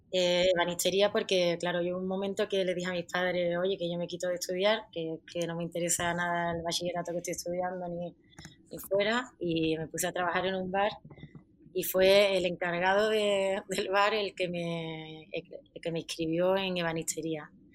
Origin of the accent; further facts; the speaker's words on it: Jerez de la Frontera, Andalusia, Spain; now in Madrid, Spain; soy de Jerez, pero he nacido y me he criado en, una barriada de allí que está en medio del campo